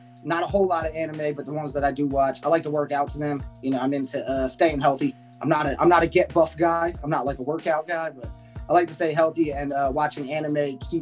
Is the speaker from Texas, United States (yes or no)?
no; New Jersey, United States; I'm just a kid from New Jersey